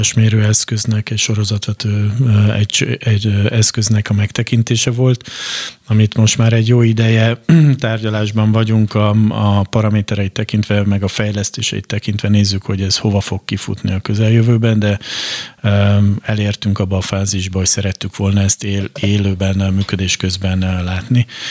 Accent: Hungary; mi a magyarként itt a Kárpát-medencében arra szocializálódtunk be

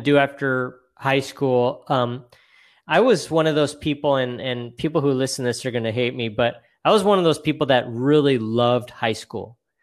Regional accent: Boise, Idaho, United States; now in California, United States; I'm, I'm originally from Boise, Idaho

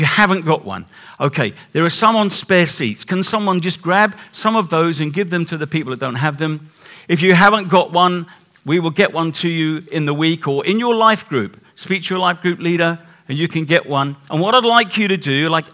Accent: England, United Kingdom; We're too English

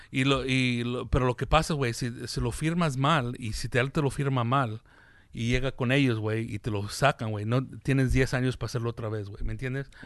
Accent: United States; Aquí, aquí, aquí nací, güey. Aquí crecí

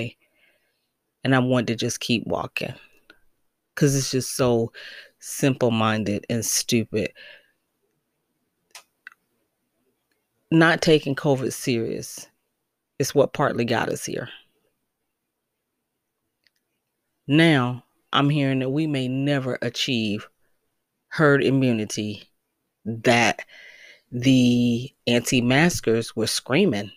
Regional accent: United States; moved away as an adult; also born or lived in Detroit, Michigan / Connecticut; I have my family here. I was born and raised here

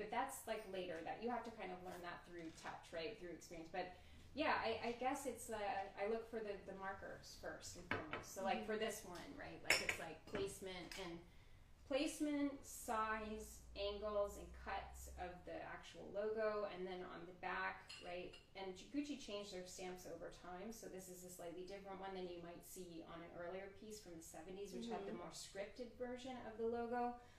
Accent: the South, United States; I'm a jeans and a t-shirt girl. I'm from the South

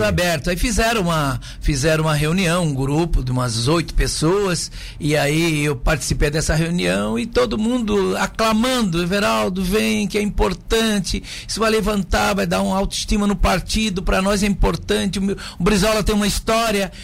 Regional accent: Pescaria Brava, Santa Catarina, Brazil; also born or lived in Laguna; eu quero dar minha contribuição como filho da terra de Pescaria Brava

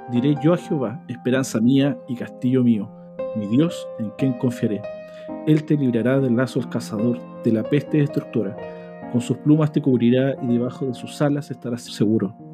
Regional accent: Chile; Hermano, nosotros somos de Chile

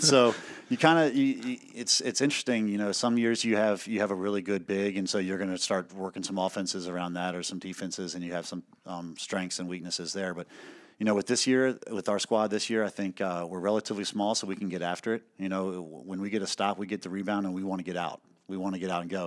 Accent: Hanover County, Virginia, United States; moved away as an adult; now in Amherst County, United States; I'm originally from Hanover County, which is outside of Richmond. Uh, played basketball there at Patrick Henry High School

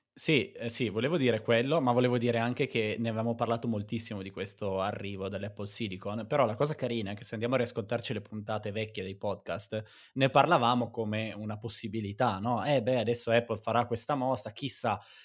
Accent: Garessio, Piedmont, Italy; now in Priola, Italy; Garessio, ma adesso vivo a Privola.

